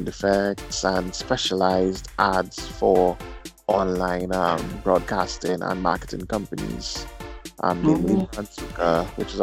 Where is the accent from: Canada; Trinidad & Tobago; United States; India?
Trinidad & Tobago; Point Fortin; I'm also from Trinidad and Tobago, the South Side, Point Forte.